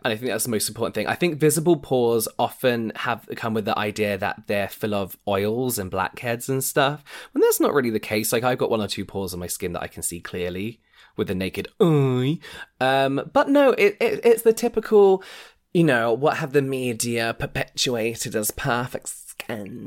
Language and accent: English; England, United Kingdom; we're, we're English, so we've been raised not to speak about money